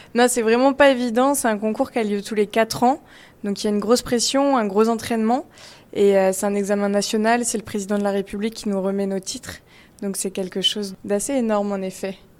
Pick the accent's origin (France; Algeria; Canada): France; Paris, Île-de-France; Je suis parisienne